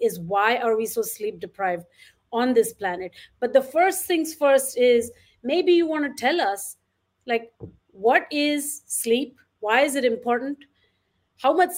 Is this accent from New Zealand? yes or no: no; Mumbai, Maharashtra, India; I grew up in Bombay in an apartment